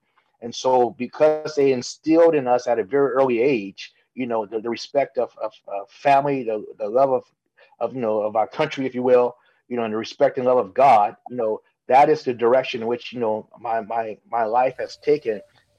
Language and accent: English; Los Angeles, California, United States; moved away as an adult; also born or lived in Monterey County; now in Salinas, United States; I was raised and born in South Central Los Angeles in the 80s, if you will.